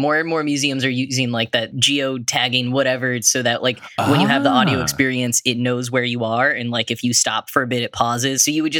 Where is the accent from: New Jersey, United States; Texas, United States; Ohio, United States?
Texas, United States; now in New York, United States; I grew up in Texas, and so actually the first time I read these, I was studying abroad in the Netherlands, but I didn't live in New York yet.